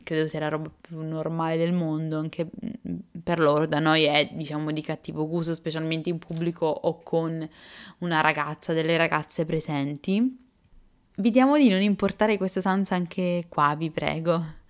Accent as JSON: {"language": "Italian", "country": "Italy", "accent": "Italian", "said": "l'accento italiano"}